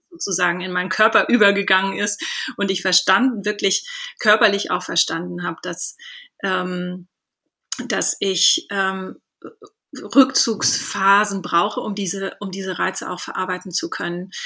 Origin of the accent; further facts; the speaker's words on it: Southern Germany, Germany; moved away; also born or lived in England; ich komme ursprünglich auch aus Süddeutschland